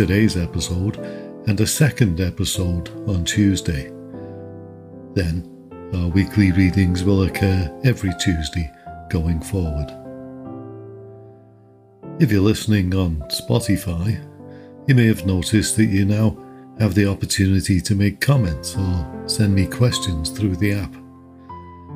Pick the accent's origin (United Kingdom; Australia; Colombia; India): United Kingdom; Liverpool, North West England; moved away as an adult; also born or lived in Cheshire / Canada / Texas; As for my accent, well, you guessed it, I was born and raised in Liverpool.